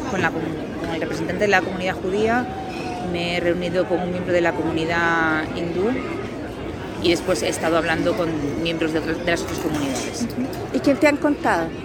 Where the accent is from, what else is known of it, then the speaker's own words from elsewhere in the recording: Galicia, Spain; now in Madrid, Spain; Yo vine, bueno, yo soy de Galicia, pero vivo en Madrid.